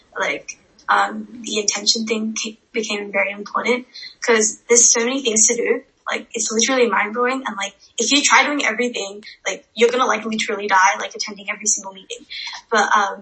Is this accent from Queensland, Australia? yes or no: no; Sydney, New South Wales, Australia; I'm 14. I'm from Sydney, Australia.